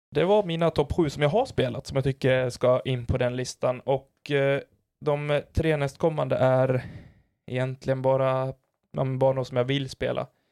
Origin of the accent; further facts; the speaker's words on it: Falun, Dalarna County, Sweden; moved away; åka tillbaka dit allting en gång började och det är hemma i Falun